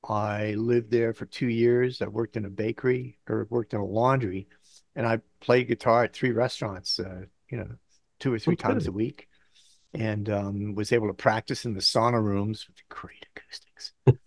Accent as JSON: {"language": "English", "region": "Bangkok", "country": "Thailand", "tie": "born or raised there", "also_born_or_lived": "Southeast Asia", "moved": "yes", "said": "So I grew up in Bangkok."}